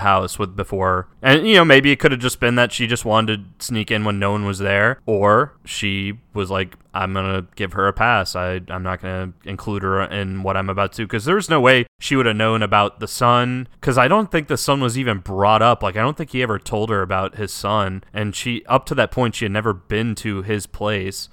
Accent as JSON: {"language": "English", "country": "United States", "said": "as an American who doesn't know the language"}